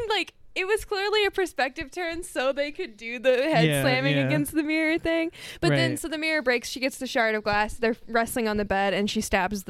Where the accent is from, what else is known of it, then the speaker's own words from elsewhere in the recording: East Texas, United States; I grew up in East Texas, Molly.